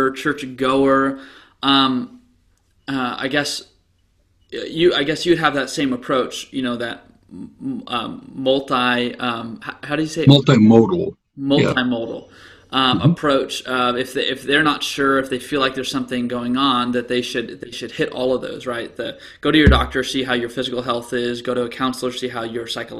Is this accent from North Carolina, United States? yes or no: no; Gresham, Oregon, United States; growing up in the Gresham area